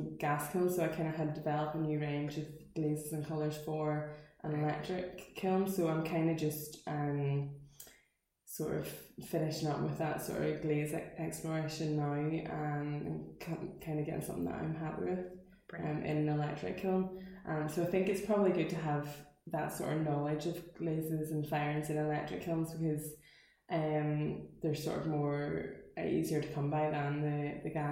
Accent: Portstewart, Northern Ireland, United Kingdom; I'm from Portster as well, so I probably actually started like my artistic career as a young artist in Flowerfield

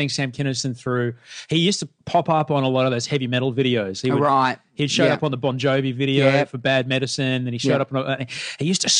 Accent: Brisbane, Queensland, Australia; I know what it's like to grow up in the suburbs of Brisbane.

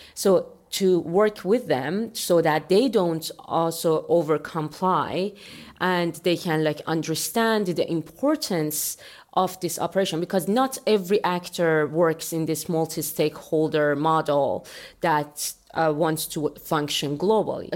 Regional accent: Iran; moved away as an adult; also born or lived in Europe / Germany; now in United States; I am from Iran

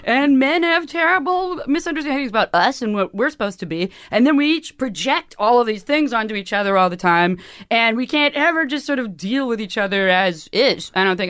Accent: San Francisco, California, United States; also born or lived in Chico, California; growing up in San Francisco

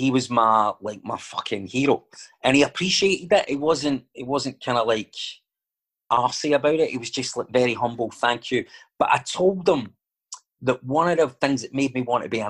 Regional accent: Glasgow, Scotland, United Kingdom; accent: Glaswegian

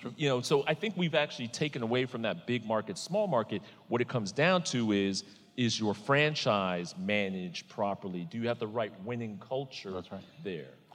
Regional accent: New York, United States; I grew up in New York

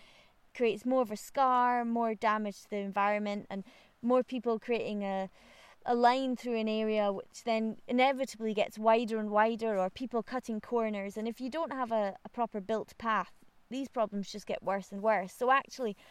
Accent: Aviemore, Scotland, United Kingdom; I was really, really lucky to have been born and brought up in Aviemore.

